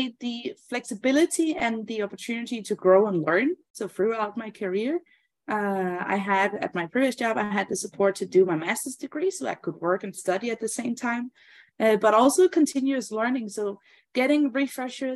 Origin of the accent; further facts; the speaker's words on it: Denmark; I'm from Denmark, and Denmark is a fairly small country